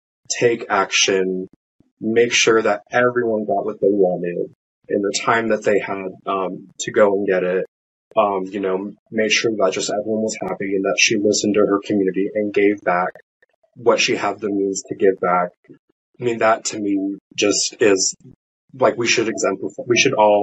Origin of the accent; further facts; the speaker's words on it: San Diego, California, United States; moved away as an adult; now in Virginia, United States; I'm a transplant from the West Coast, particularly San Diego